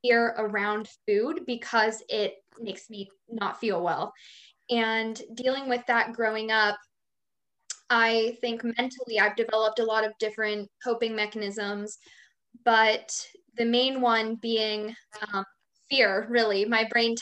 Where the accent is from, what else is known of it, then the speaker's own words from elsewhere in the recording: right outside of Philadelphia, Pennsylvania, United States; I'm from Pennsylvania, right outside of Philadelphia